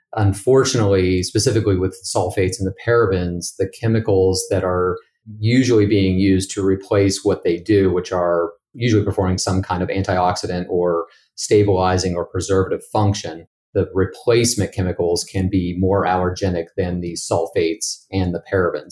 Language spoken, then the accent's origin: English; Bridgeport, West Virginia, United States; moved away as an adult; also born or lived in St. Louis, Missouri; now in Pittsburgh, United States; I'm originally from Bridgeport, West Virginia, and have lived in Pittsburgh, Pennsylvania for the last seven years